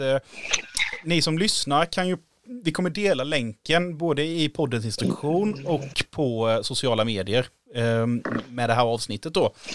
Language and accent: Swedish; Sweden; då sa vi Sverige